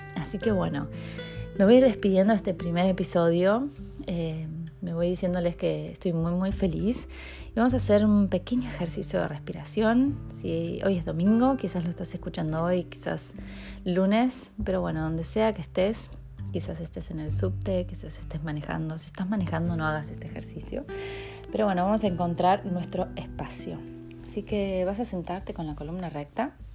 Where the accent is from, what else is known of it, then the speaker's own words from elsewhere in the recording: Argentina; moved away as an adult; also born or lived in Mexico; soy argentina, viví 10 años en México, no puedo creerlo. Eh, regresé hace un año y medio